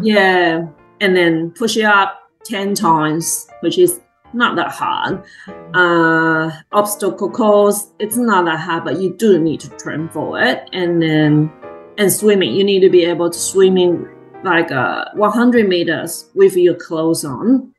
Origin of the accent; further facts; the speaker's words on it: Tainan, Taiwan; moved away as an adult; also born or lived in Taipei, Taiwan; now in Queensland, Australia; I'm from Taiwan, Tainan. So I was born in Tainan and basically uh, stayed in Tainan my entire whole life until uni